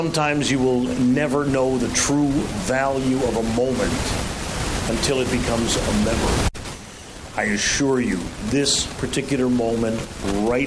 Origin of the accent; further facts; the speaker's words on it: Chicago, Illinois, United States; I grew up on the South Side